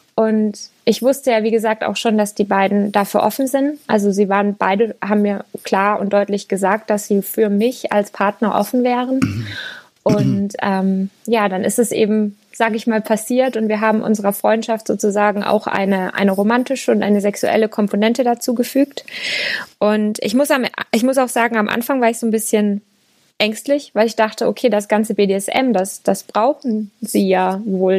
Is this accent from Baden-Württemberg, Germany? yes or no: no; Lower Franconia, Bavaria, Germany; moved away as an adult; Ich komme eigentlich aus Unterfranken